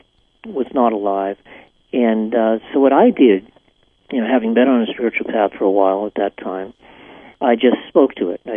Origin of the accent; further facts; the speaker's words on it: Salem, Massachusetts, United States; moved away; where I was born in Salem, Massachusetts.